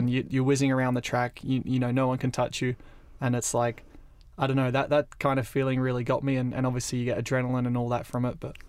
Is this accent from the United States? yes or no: no; Australia; Well, yeah, we grew up in Australia, and Riccardo is the more, I would say, Australian pronunciation.